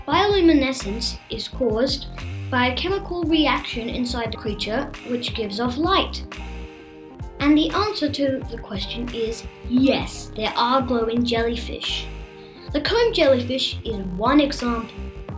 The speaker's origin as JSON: {"language": "English", "country": "Australia", "said": "It lives in the waters of northern Australia, where I come from. Sort of. Well, I was born in Australia."}